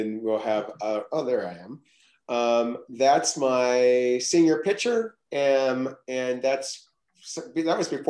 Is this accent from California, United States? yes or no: yes; Los Angeles, California, United States; accent: Okie; also born or lived in Oklahoma; I was born in Oklahoma, but I was shipped to California when I was age four because my family was going through a divorce, my parents were going through a divorce. So I wound up in Los Angeles, Southern California